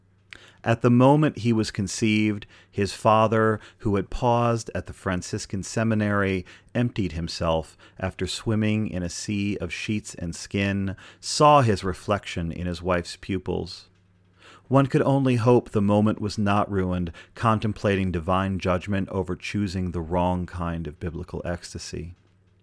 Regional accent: Pittsburgh, Pennsylvania, United States; I'm from Pittsburgh, Pennsylvania.

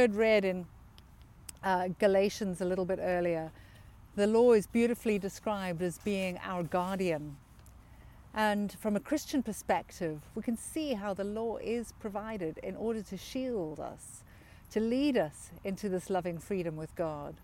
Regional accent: South Africa; moved away; I grew up in South Africa as a privileged white South African in a time when apartheid flourished.

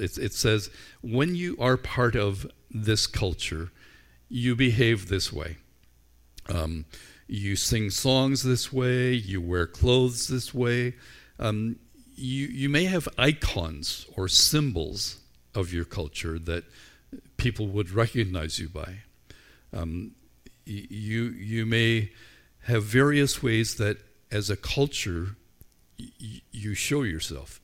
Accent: Northern Ireland, United Kingdom; I grew up in Ireland where we were largely shaped by the culture of our school

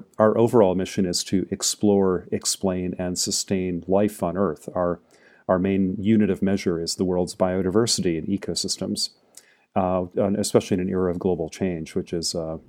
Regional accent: Maine, United States; I was growing up in Maine, actually, Jacqueline, near where you live now.

